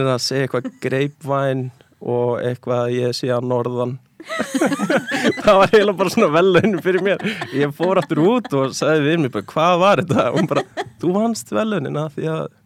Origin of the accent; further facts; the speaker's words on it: Garðabær, Capital Region, Iceland; ég er úr Garðabæði